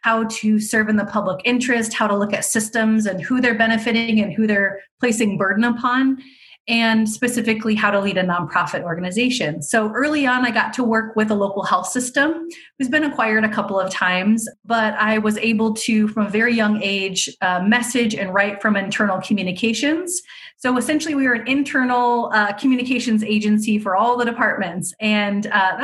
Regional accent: Fremont, United States; I'm originally from Fremont

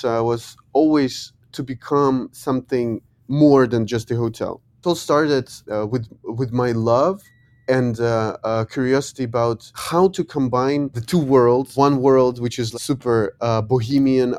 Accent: Ukraine; also born or lived in Lyon, France / New York City, United States; I come from Ukraine

